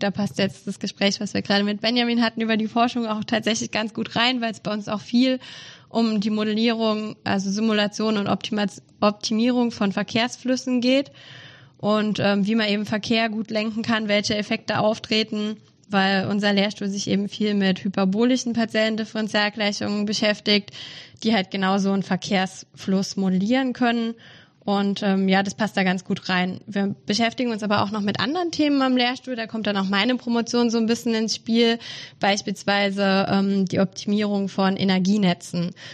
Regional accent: Saarland, Germany; moved away as an adult; now in Mannheim, Germany; Also ich komme ursprünglich aus dem Saarland

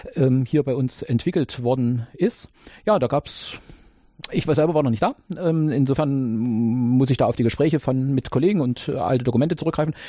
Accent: GDR, East Germany, Germany; ihr merkt es an meiner Sprache, ich komme ja aus der DDR oder jeweils mhm. äh, da geboren, mhm. da zur Schule.

